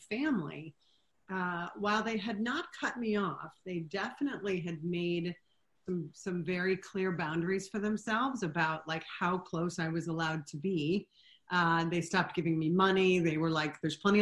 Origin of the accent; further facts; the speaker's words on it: Florida, United States; moved away as an adult; now in New York City, United States; I grew up in Florida.